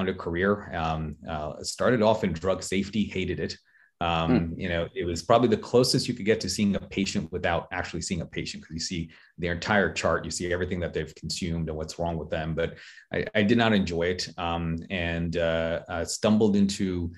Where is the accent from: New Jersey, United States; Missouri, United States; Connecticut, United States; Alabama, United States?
New Jersey, United States; Marlboro; also born or lived in Queens, New York; now in Chester, United States; We moved to New Jersey